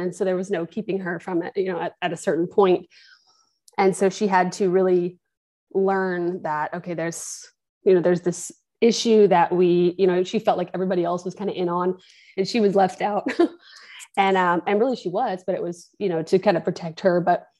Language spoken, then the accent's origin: English; Jacksonville, Florida, United States; born there; also born or lived in Kentucky / Washington; I was born in Jacksonville, Florida. And we moved around a little bit when I got a little older. I lived in Kentucky for a short time. I also lived in Washington State because my father's from there